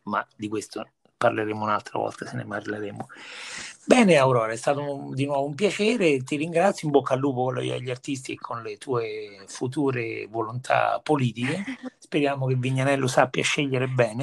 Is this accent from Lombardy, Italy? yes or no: no; Viterbo, Lazio, Italy; moved away; io personalmente sono cresciuto a Viterbo